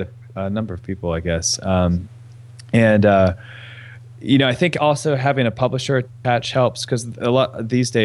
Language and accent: English; East Coast, United States; I'm from the East Coast